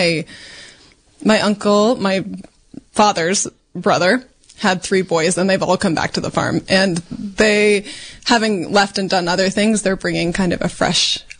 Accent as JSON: {"language": "English", "region": "Iowa", "country": "United States", "tie": "born or raised there", "also_born_or_lived": "Washington", "moved": "as an adult", "lives_now": "Mendocino, United States", "said": "I grew up in Iowa"}